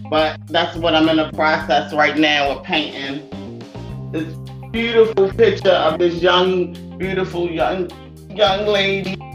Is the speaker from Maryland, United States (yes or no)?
yes; Baltimore, Maryland, United States; from Baltimore, Baltimore, Murderland